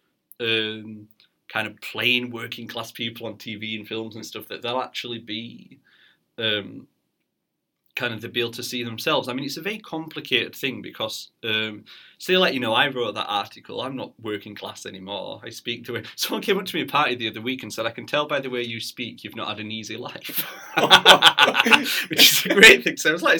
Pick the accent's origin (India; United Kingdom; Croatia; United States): United Kingdom; Barnsley, Yorkshire and the Humber; moved away; I'm from Barnsley originally